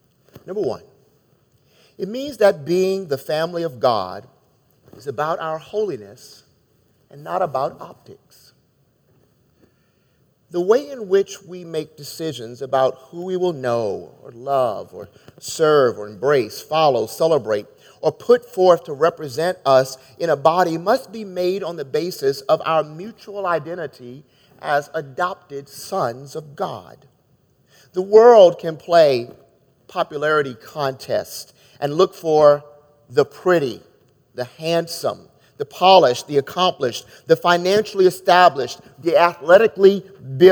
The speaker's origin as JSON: {"language": "English", "region": "Maryland", "country": "United States", "tie": "born or raised there", "moved": "as an adult", "lives_now": "Chicago, United States", "said": "growing up in Maryland"}